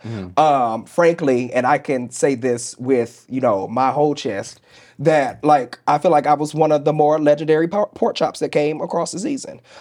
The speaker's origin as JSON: {"language": "English", "town": "St. Louis", "region": "Missouri", "country": "United States", "tie": "born or raised there", "moved": "yes", "said": "I grew up in the Bible Belt. I grew up I grew up in St. Louis, Missouri."}